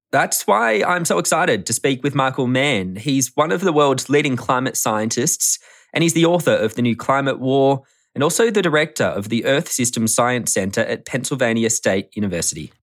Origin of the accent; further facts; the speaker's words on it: Australia; I'm from Australia